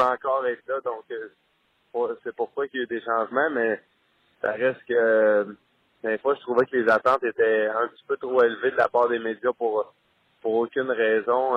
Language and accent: French; Quebec, Canada; moved away as an adult; now in St. Louis, United States; en tant que Québécois